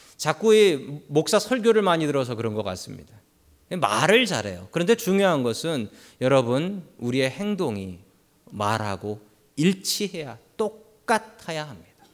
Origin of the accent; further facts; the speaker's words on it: Seoul, South Korea; moved away as an adult; now in San Francisco, United States; 저는 서울에서 태어났고 그리고 서울 바깥을 벗어난 적이 없으며 학교도 서울에서만 다녔고